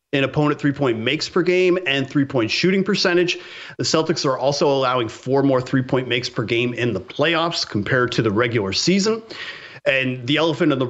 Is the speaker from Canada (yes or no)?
yes; Canada; I grew up in Canada. My entire family was Montreal Canadiens fans